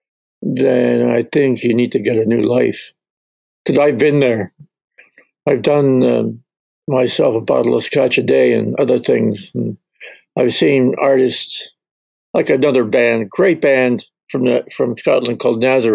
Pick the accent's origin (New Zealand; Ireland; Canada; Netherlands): Canada; my kids are half Scottish, but I'm Canadian